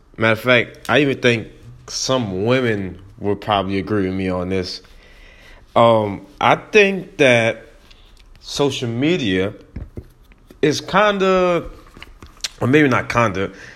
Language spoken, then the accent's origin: English; New Orleans, Louisiana, United States; I am from New Orleans